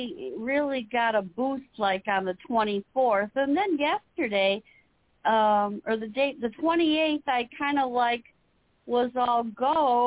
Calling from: Illinois, United States; I'm calling from Illinois

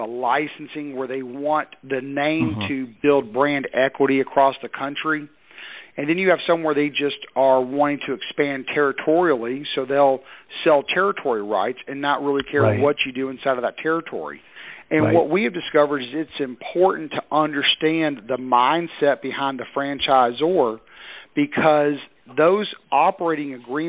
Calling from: Knoxville, Tennessee, United States; Outside of Knoxville, Tennessee.

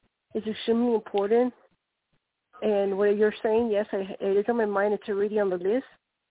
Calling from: Colorado, United States; calling from Colorado

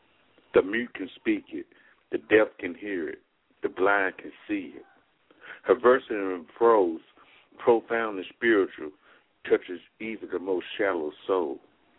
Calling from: Athens, Alabama, United States; I'm calling from Athens, Alabama.

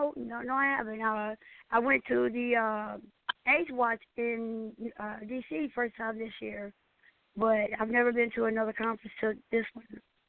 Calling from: Nashville, Tennessee, United States; from Nashville, Tennessee.

